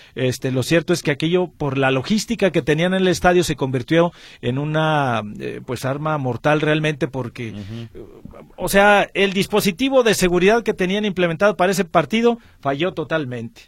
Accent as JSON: {"language": "Spanish", "country": "Mexico", "said": "somos mexicanos"}